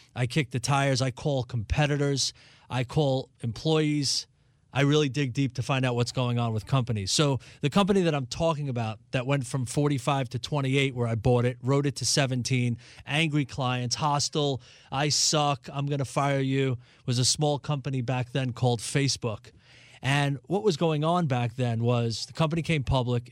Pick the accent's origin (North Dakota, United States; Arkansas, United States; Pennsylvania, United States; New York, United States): New York, United States; New York City; moved away; I grew up in New York City in Brooklyn.